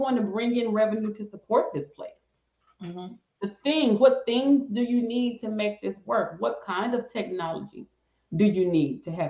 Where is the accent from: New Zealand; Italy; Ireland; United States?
United States; the South; I'm from the South